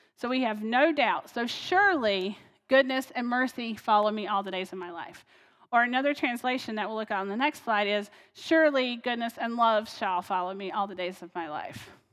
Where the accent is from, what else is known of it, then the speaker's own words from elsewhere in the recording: North Carolina, United States; now in Ohio, United States; I'm from North Carolina originally, so that's where I used to call home.